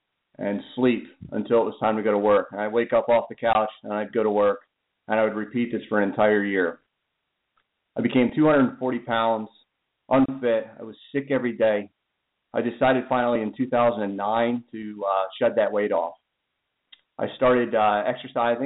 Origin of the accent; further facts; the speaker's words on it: Pennsylvania, United States; I'm from Pennsylvania